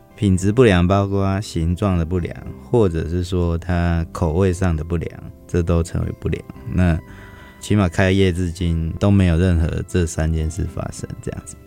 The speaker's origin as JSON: {"language": "Chinese", "town": "Fengyuan", "region": "Taichung", "country": "Taiwan", "tie": "born or raised there", "moved": "as an adult", "lives_now": "Hsinchu, Taiwan", "said": "我们的家乡那边就是，呃，台中丰原，就是本来就是糕点，以糕点为，就是一个特色"}